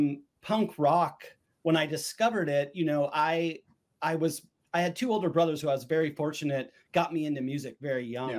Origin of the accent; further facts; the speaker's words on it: Southern California, United States; where I grew up in Southern California